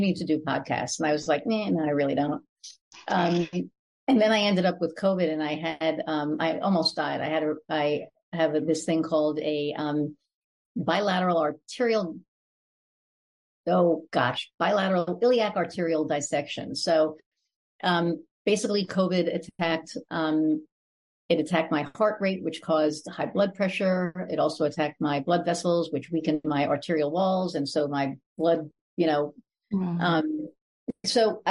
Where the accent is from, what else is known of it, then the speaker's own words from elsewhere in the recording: New York, United States; now in Indiana, United States; I call New York home, but I live in Indiana